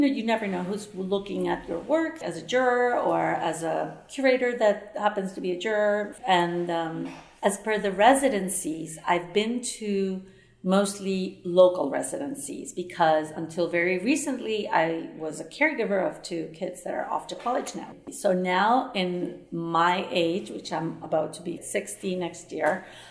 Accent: Venezuela; moved away as an adult; also born or lived in New York / Barcelona; I was born in Venezuela. I studied art history at the Universidad Central de Venezuela

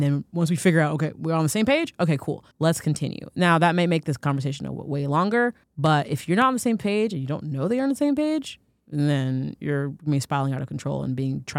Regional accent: Florida, United States; as a dark-skinned African-American child growing up in Florida in the 90s

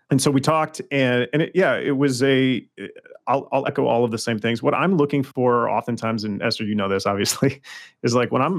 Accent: Los Angeles, California, United States; I'm from Los Angeles

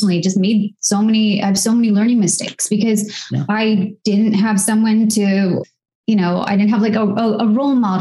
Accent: United States; accent: American; We both grew up in areas that were predominantly white suburbs

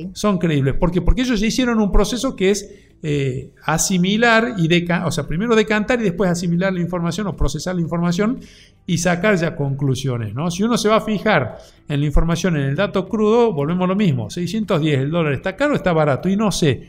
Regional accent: Argentina; como argentinos

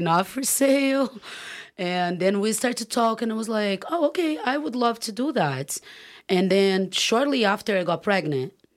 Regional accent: Brazil; moved away as an adult; now in California, United States; growing up in Brazil

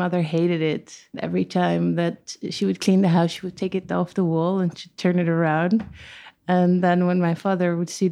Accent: The Hague, South Holland, Netherlands; moved away as an adult; also born or lived in Amsterdam / Ilpendam; then I moved to The Hague, and I've lived there until I was 18

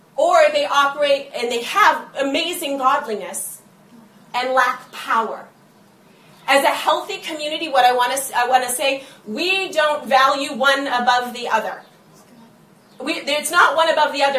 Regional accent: United States; we as the church and as Americans

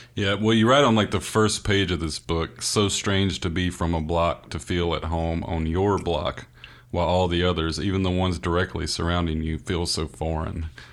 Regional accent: the American South, United States; being a Southerner

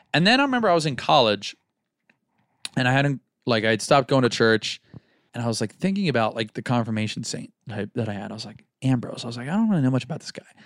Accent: Florida, United States; we're both from Florida.

